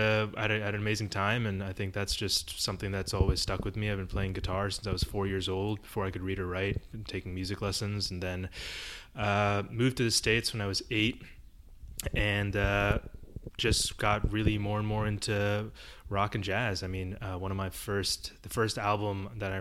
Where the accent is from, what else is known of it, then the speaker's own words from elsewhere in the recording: Mumbai, Maharashtra, India; now in New York, United States; I was born in Bombay, India. It was still Bombay back then. And I lived in this apartment with my parents